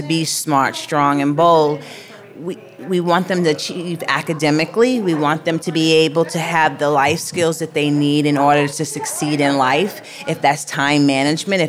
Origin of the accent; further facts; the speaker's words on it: New York City, New York, United States; I grew up in the Bronx